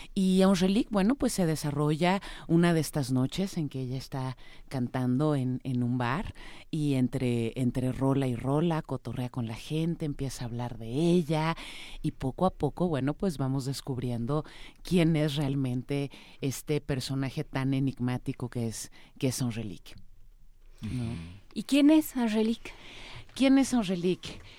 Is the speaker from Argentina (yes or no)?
no; Mexico; soy mexicana, vivo, vivo en México